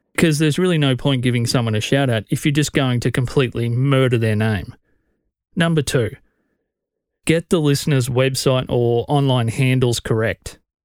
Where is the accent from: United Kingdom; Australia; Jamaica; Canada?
Australia; as an Australian podcast fan